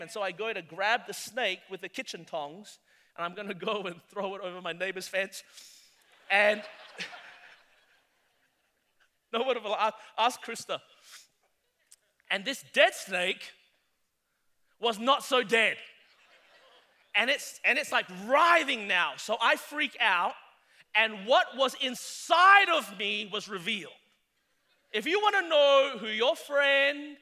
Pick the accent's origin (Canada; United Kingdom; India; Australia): Australia; moved away as an adult; now in South Carolina, United States; I'm Australian